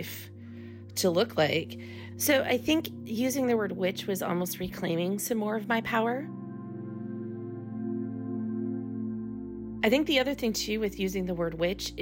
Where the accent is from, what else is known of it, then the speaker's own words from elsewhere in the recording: Midwest, United States; moved away as an adult; I come from the Midwest where most people are married by their 20s.